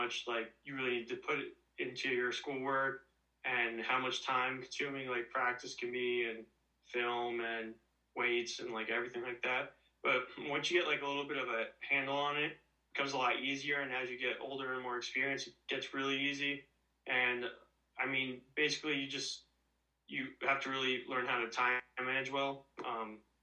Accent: Hamilton, New Jersey, United States; I'm from Hamilton, New Jersey, and I've been here my whole life, never moved

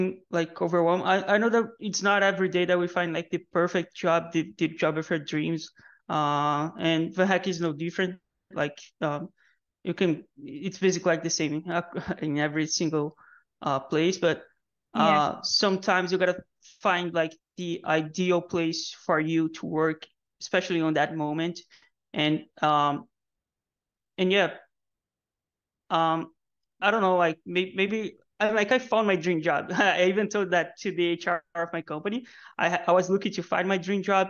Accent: Rio de Janeiro, Brazil; moved away as an adult; now in Canada; I came from Rio, Brazil

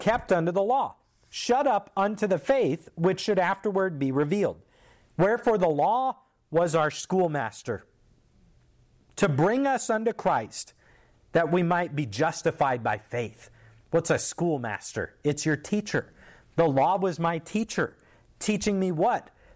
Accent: United States; As an American

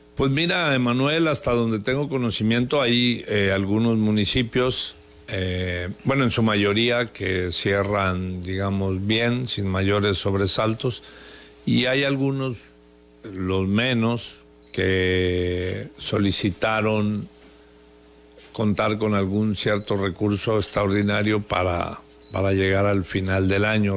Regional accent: Tabasco, Mexico; Todos somos tabasqueños

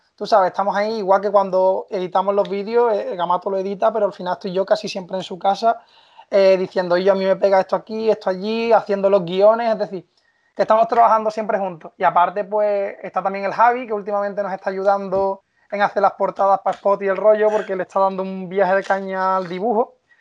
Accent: Seville, Andalusia, Spain; yo soy de Sevilla

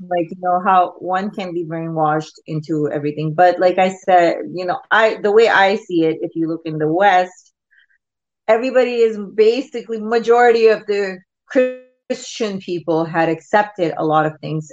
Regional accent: Pakistan; now in Canada; I used to watch a lot of Bollywood movies when I was growing up in Pakistan

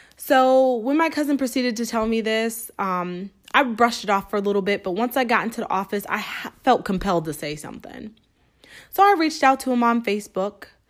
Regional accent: Springfield, Massachusetts, United States; moved away; Springfield, Massachusetts. Yes, my hometown

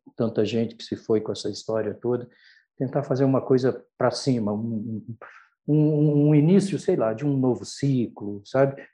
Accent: Brazil; o fato de ser brasileiro também, nós somos brasileiros

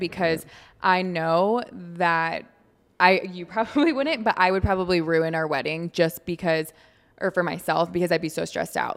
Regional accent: Michigan, United States; moved away as an adult; also born or lived in Alabama; now in Florida, United States; I'm from Michigan

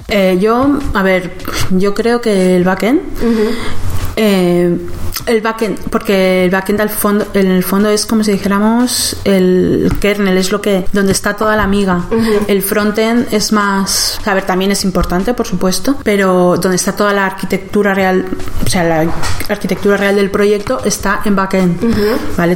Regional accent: Valencia, Valencian Community, Spain; moved away as an adult; also born or lived in Berlin, Germany; now in Germany; esta empresa está en España, que es de donde soy yo, de Valencia

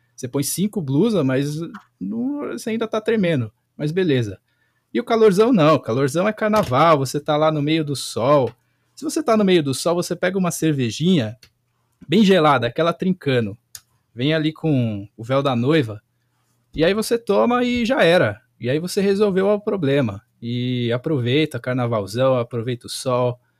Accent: Brazil; A gente é brasileiro

